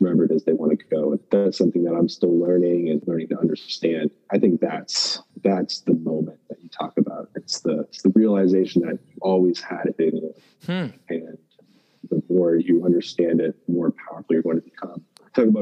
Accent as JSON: {"language": "English", "country": "Canada", "said": "I'm in the NFL, and I'm Canadian"}